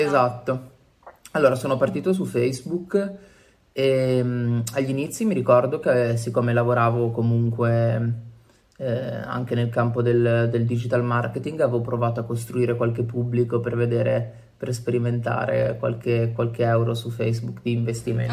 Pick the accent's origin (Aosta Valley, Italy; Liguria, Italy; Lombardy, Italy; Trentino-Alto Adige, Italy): Liguria, Italy; Genoa; moved away as an adult; also born or lived in Turin; now in Milan, Italy; ho 29 anni e vengo da Genova, in realtà.